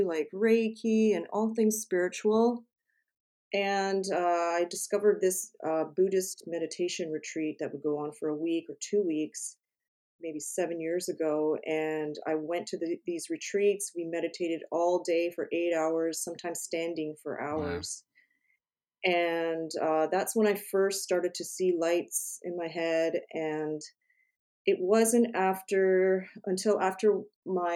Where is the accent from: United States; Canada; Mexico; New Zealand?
Canada; I'm from Canada